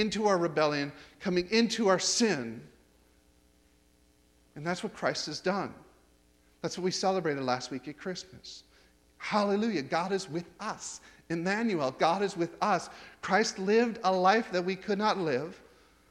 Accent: United States; moved away; I'm an American

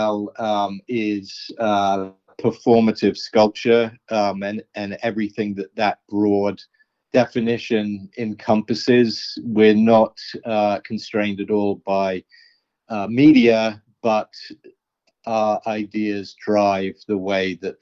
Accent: London, United Kingdom; also born or lived in New York, United States; I'm from New York, but really, I grew up in London, in West London

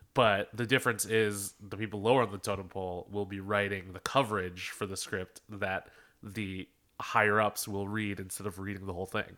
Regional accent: Philadelphia, Pennsylvania, United States; I'm from Philadelphia

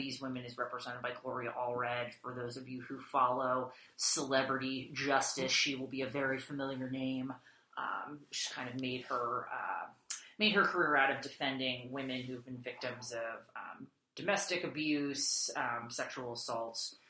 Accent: Massachusetts, United States; I grew up in Massachusetts

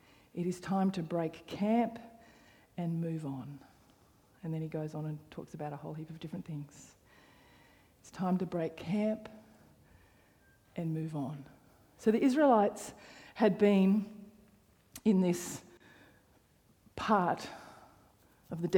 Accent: Canberra, Australian Capital Territory, Australia; moved away as an adult; the church that I grew up in Canberra

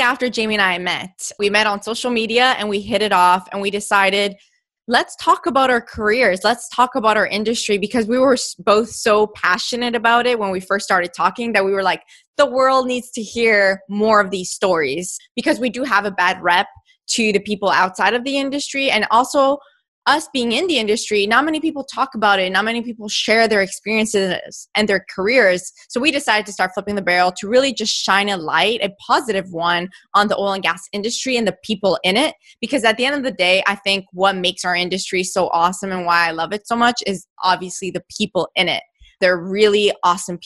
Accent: Canada; I grew up in Canada

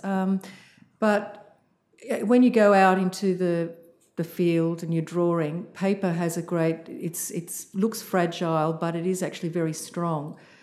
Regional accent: Sydney, New South Wales, Australia; I grew up in Sydney mostly

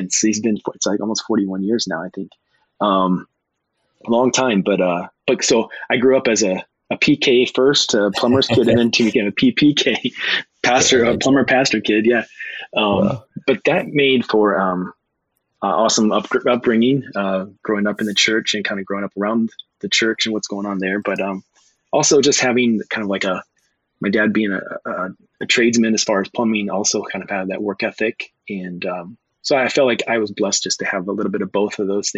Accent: Suffield, Ohio, United States; I grew up in small town Ohio, Suffield, Ohio

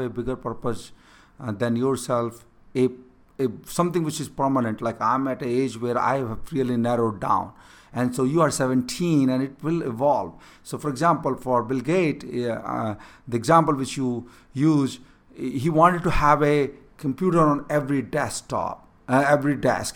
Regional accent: India; first language Hindi; English is a second language; moved away; growing up in a small village, not having a proper education, I could not even able to speak in English

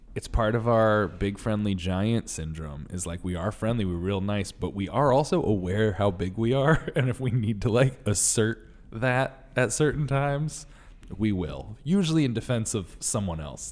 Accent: Connecticut, United States; now in New York, United States; I'm from Connecticut

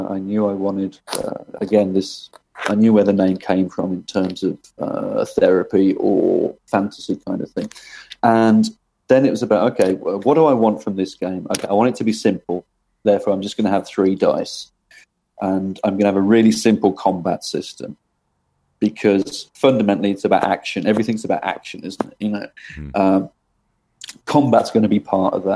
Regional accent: Birmingham, West Midlands, United Kingdom; I was born in Birmingham in England, and I was born in a place called Moseley

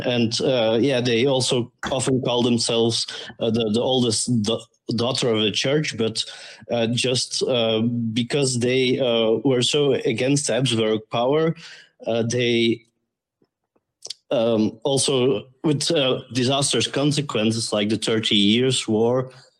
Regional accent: Belgium; I'm an historian from Belgium.

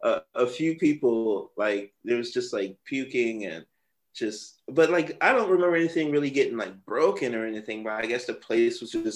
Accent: Florida, United States; I'm telling him how I came from Florida and, you know, just like a dollar in a dream kind of thing.

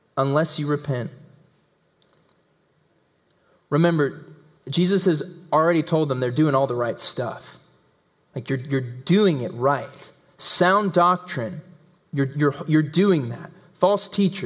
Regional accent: Tennessee, United States; accent: southern; We're in Tennessee. We're in the belt buckle of the Bible Belt. I was raised in Tennessee.

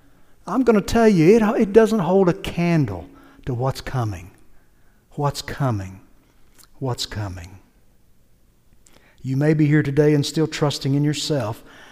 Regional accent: United States; I'm an American

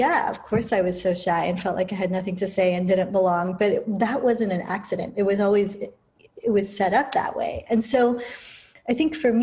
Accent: United Kingdom; moved away; being born as a mixed person, as an Indian and British person in the UK, like in the heart of empire in the 70s

